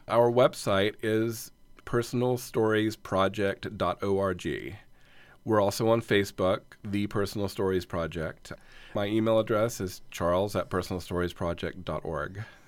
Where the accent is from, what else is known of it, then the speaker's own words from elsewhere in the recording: North Carolina, United States; also born or lived in Atlanta; now in Los Angeles, United States; we're from North Carolina